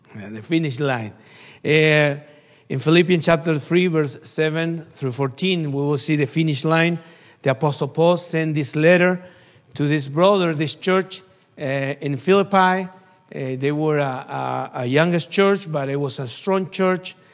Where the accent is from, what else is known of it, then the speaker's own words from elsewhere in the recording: Argentina; from Argentina. missionary in Argentina